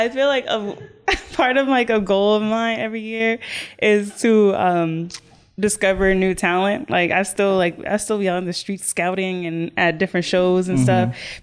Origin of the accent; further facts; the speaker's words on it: Rahway, New Jersey, United States; also born or lived in Jamaica; My family's Jamaican. I was raised in Rahway. I wasn't born here